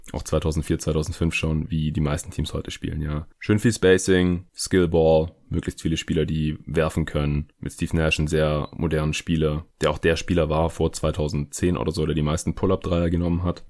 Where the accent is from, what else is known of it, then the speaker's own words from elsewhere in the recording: near Stuttgart, Baden-Württemberg, Germany; aus Reutlingen, also aus der Nähe von Stuttgart, wo ich aufgewachsen bin.